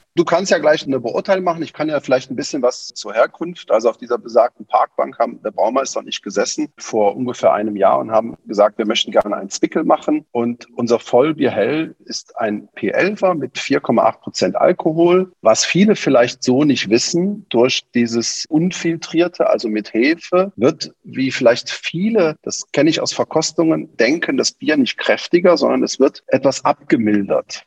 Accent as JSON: {"language": "German", "area": "near Cologne", "region": "North Rhine-Westphalia", "country": "Germany", "tie": "born or raised there", "also_born_or_lived": "Berlin", "moved": "as an adult", "lives_now": "Viechtach, Germany", "said": "Ich bin im Rheinland in der Nähe von Köln groß geworden"}